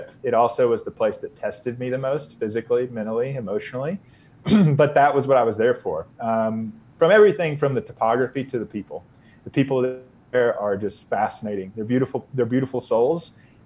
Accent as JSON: {"language": "English", "region": "Northeast Georgia mountains", "country": "United States", "tie": "born or raised there", "also_born_or_lived": "Austin, Texas", "moved": "yes", "said": "I grew up in the Northeast Georgia mountains, so in the foothills of the Appalachians."}